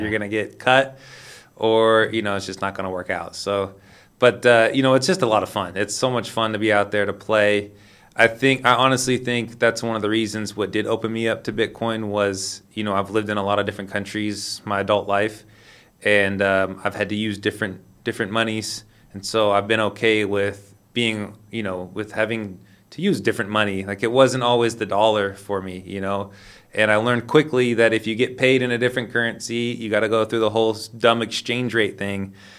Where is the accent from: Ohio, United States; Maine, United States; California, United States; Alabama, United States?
California, United States; Sacramento; moved away; also born or lived in Lisbon, Portugal; I'm from Sacramento, California.